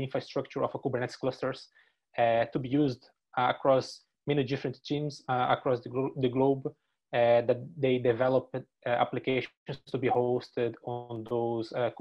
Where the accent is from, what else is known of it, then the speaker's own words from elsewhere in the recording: Brazil; English is a second language; moved away as an adult; now in Dublin, Ireland; I came from Brazil to study the master's on Griffith College